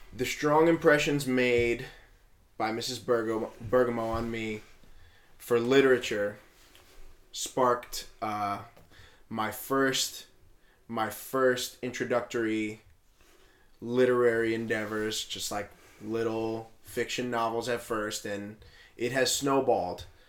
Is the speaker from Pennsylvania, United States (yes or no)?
yes; West Hazleton, Pennsylvania, United States; I went to uh, an elementary school in West Hazleton, a Polish Catholic elementary school